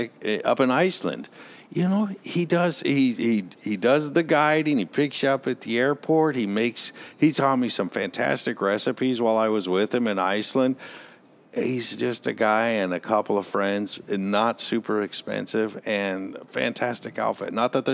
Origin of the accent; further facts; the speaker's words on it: United States; We're that's part of being an American, is we're very brand loyal.